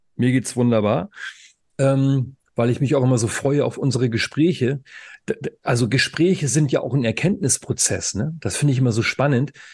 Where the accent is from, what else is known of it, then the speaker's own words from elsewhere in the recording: Northern Germany, Germany; moved away; also born or lived in Saxony; Ich komme ja aus dem Norden, ja, und ich habe lange Zeit in Sachsen als Lehrer gearbeitet